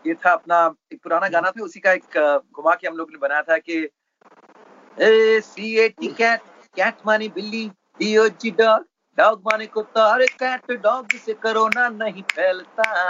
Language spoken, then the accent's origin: Hindi; Mumbai, Maharashtra, India; मैं बैंड्रा में जहाँ पला बड़ा